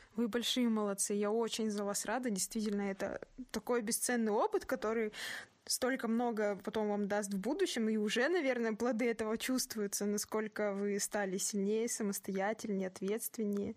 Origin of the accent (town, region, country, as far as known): Kazakhstan